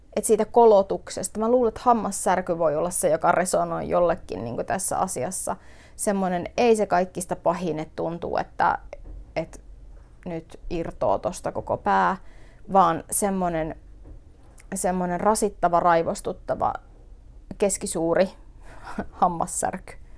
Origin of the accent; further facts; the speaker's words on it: northern Finland, Finland; meillä päin puhutaan täällä pohjoisessa kutomisesta